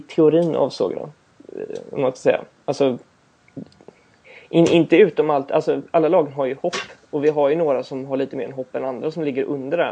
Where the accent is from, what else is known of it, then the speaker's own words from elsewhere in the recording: Gothenburg, Västra Götaland, Sweden; jag är från Göteborg.